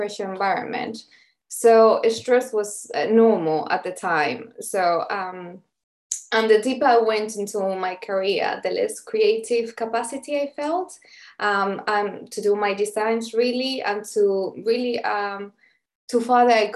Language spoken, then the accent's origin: English; Spain; moved away as an adult; now in London, United Kingdom; I'm originally from Spain